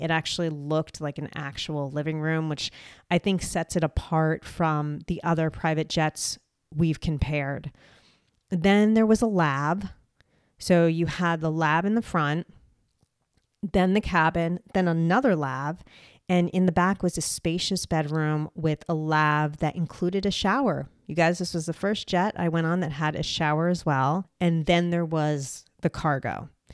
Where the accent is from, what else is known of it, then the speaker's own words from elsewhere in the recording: United States; I am an American